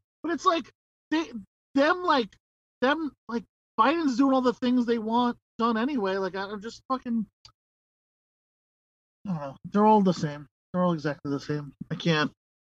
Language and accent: English; New York, United States; moved away; I was born in dirt. I was raised in filth. I am from New York originally.